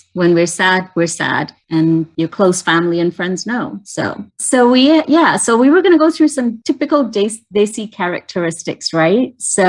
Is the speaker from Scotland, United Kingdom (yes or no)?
no; London, United Kingdom; moved away; Growing up in London